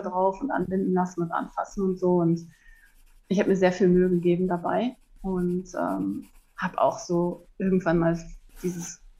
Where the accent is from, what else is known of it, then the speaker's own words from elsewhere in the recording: Hamburg, Germany; Und ich bin in Hamburg aufgewachsen am Stadtrand